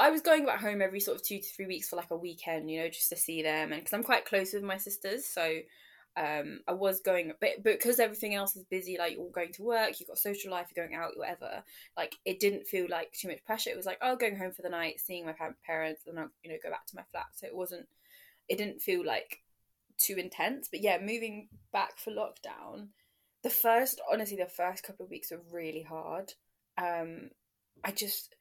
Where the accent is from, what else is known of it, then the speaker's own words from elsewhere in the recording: London, United Kingdom; also born or lived in Nottingham; I'm from London